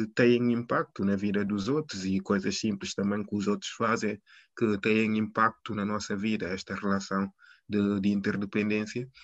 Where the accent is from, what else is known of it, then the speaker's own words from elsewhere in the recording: Guinea-Bissau; now in Lisbon, Portugal; sou, sou, sou guineense